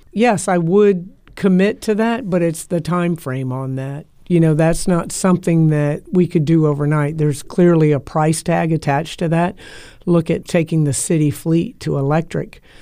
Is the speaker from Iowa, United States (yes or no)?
no; Tampa, Florida, United States; I was born and raised here in Tampa